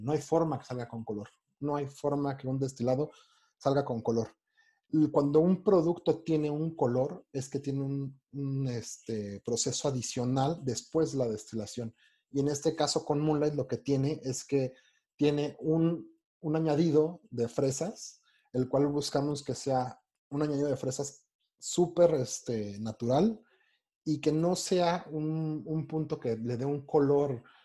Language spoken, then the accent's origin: Spanish; Mexico; siendo mexicano, siendo mexicano